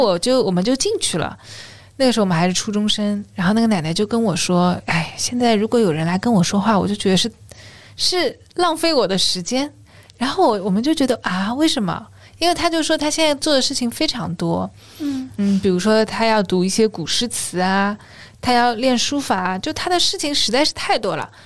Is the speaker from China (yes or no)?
yes; China; 我们中国人对悠闲的一个态度